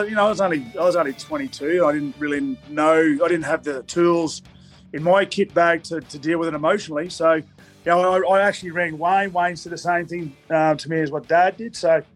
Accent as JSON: {"language": "English", "town": "Toowoomba", "region": "Queensland", "country": "Australia", "moved": "yes", "said": "I'm from Toowoomba, from you know, Queensland."}